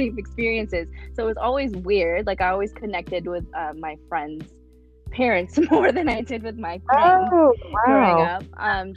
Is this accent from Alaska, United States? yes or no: yes; Anchorage, Alaska, United States; English is a second language; also born or lived in Philippines; it's where all of my formative years were, and it's how I identified at that point. And so I was like, well, I'm from here. I'm from Anchorage, Alaska